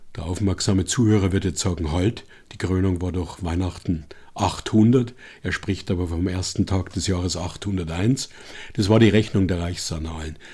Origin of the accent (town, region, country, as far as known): Bavaria, Germany; born or raised there